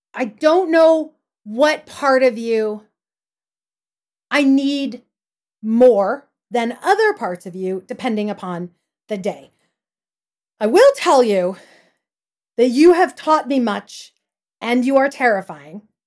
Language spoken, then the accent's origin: English; Porterville, California, United States; I grew up in Porterville, California, in the Central Valley of California